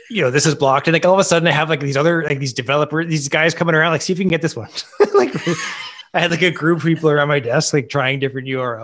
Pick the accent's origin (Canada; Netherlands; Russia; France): Canada; Ottawa, Ontario; also born or lived in Toronto / Tampa; I grew up in Ottawa. So I mean, I always seem to find my way back here. I did, after Toronto, I went to, it's been Tampa for about a year.